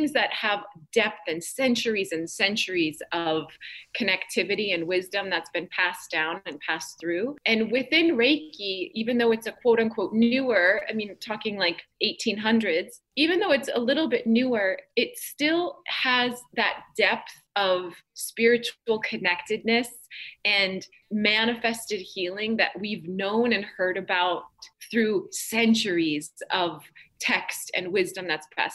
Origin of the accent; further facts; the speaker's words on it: North Dakota, United States; I grew up in North Dakota